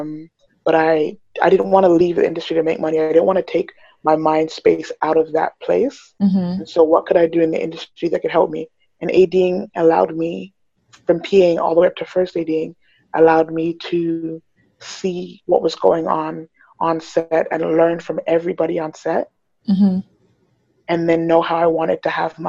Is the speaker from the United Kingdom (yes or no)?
yes; England, United Kingdom; now in Toronto, Canada; I was a child actor when I was young, and then I grew up in the theater scene. And then when I moved, so I was born in England, and so this was all in England. Then I moved to Toronto